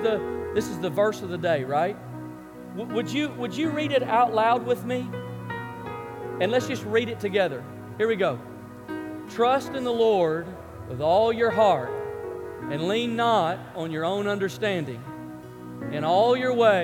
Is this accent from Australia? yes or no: no; Memphis, Tennessee, United States; I grew up in Memphis, Tennessee